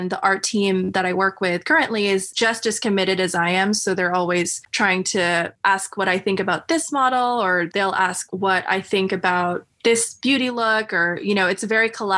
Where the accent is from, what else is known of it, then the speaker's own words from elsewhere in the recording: United States; being Filipino American, I'm always invested in telling Filipino American stories too, and Filipino stories.